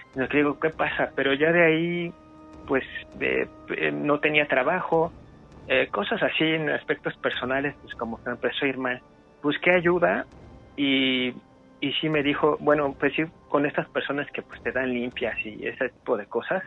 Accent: Cuautitlán Izcalli, State of Mexico, Mexico; yo soy del Estado de México, eh, de acá de Cuautitlán Izcalli.

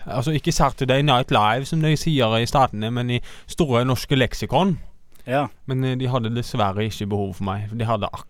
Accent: Arendal, Agder, Norway; Jeg er fra

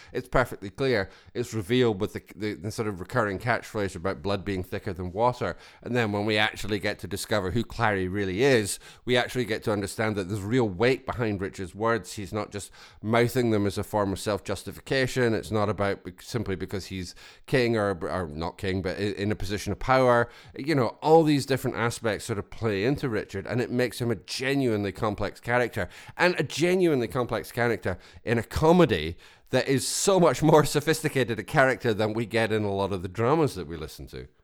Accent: Scotland, United Kingdom; I come from Scotland

